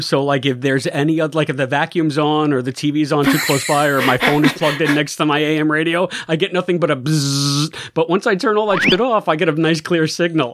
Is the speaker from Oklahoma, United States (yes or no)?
no; New York City, New York, United States; accent: New York; I was raised in the Bronx. There's no way I don't have an accent when I'm not on mic